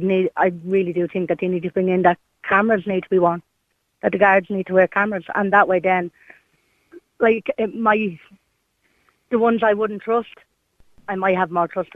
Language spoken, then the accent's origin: English; Dublin, Leinster, Ireland; I'm from Ballymun